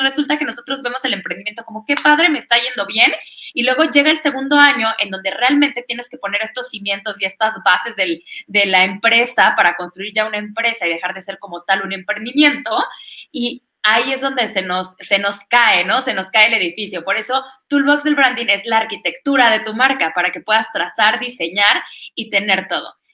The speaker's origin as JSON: {"language": "Spanish", "town": "Orizaba", "region": "Veracruz", "country": "Mexico", "moved": "yes", "lives_now": "Querétaro, Mexico", "said": "sabe que soy de Orizaba"}